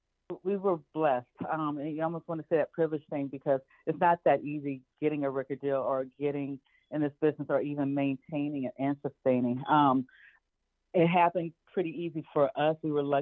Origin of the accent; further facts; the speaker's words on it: Anchorage, Alaska, United States; born there; One of the reasons I was born and one of the ways I was born in Anchorage, Alaska, was because my father happened to be performing there with ….